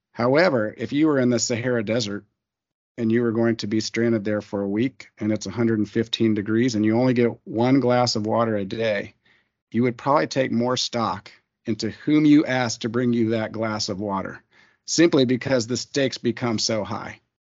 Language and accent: English; Colorado Springs, Colorado, United States; moved away as an adult; also born or lived in Kansas; now in Austin, United States; I was raised in Colorado Springs, Colorado